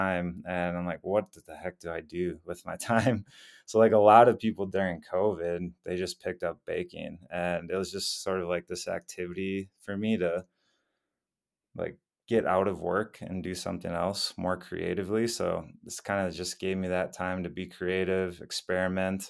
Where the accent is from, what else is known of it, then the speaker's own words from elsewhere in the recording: Wisconsin, United States; moved away as an adult; also born or lived in Minneapolis, Minnesota; now in Colorado, United States; I grew up in Wisconsin for most of my life